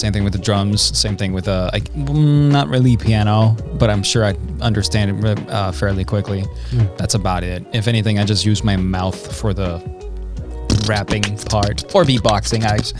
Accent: Denmark; I'm from Denmark. I'm born and raised in Denmark.

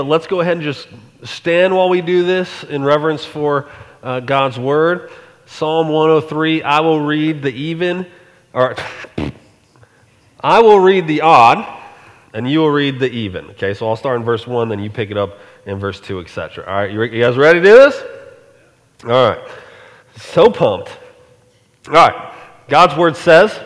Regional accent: Colorado, United States; moved away; also born or lived in Alaska; I grew up in Colorado

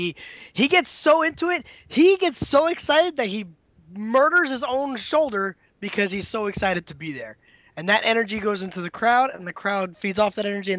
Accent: Miami, Florida, United States; Miami, Florida.

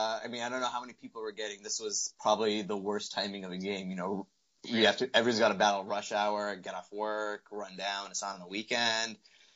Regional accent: Portland, Oregon, United States; also born or lived in India; I've lived in Portland since I was 3. So I grew up in Northwest.

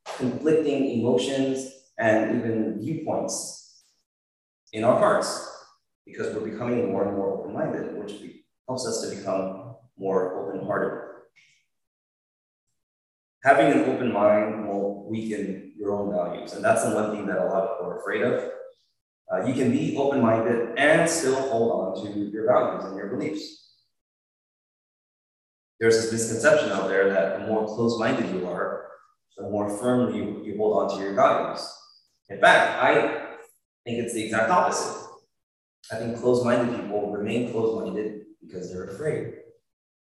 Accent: United States; I'm Korean American, right? And I grew up in a Korean Presbyterian church

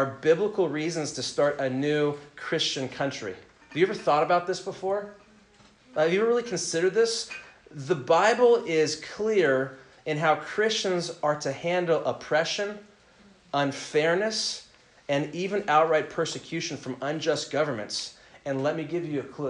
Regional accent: United States; also born or lived in Southern California; patriotic, flag-waving Americans

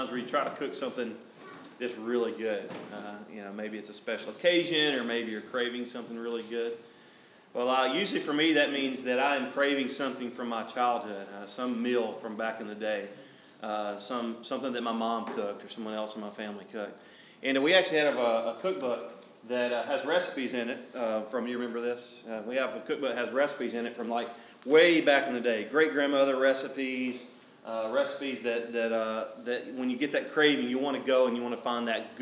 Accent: Alabama, United States; I'm from Alabama

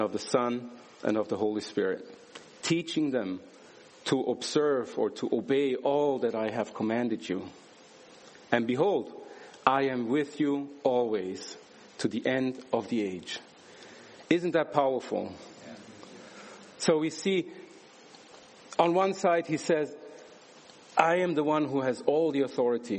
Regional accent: Switzerland; I was born and raised in Switzerland into a Turkish family

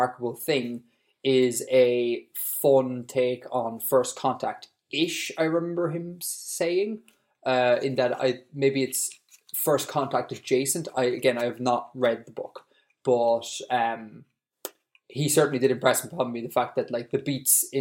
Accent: Ireland; I am Irish

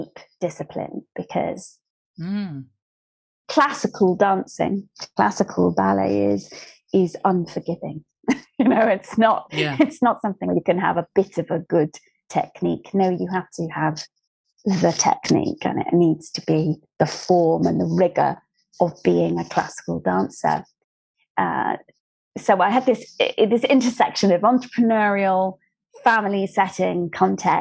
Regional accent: just outside Plymouth in Dartmoor, South West England, United Kingdom; I grew up just outside Plymouth in Dartmoor

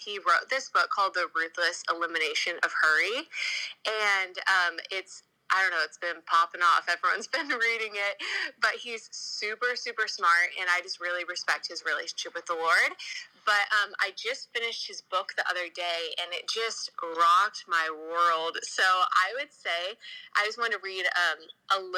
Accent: California, United States; also born or lived in Los Angeles; I'm from California.

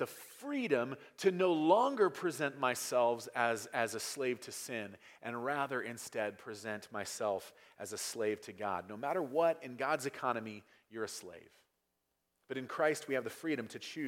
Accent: United States; in America, we learn very, very early on that freedom is a complete lack of restraint

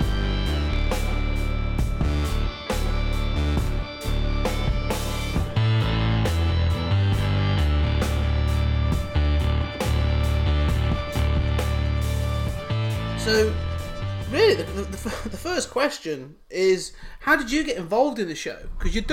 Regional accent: United Kingdom; being a Brit

